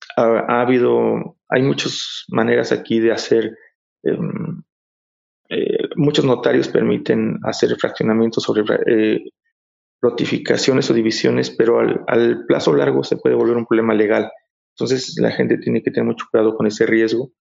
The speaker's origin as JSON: {"language": "Spanish", "country": "Mexico", "said": "aquí, bueno, aquí en México"}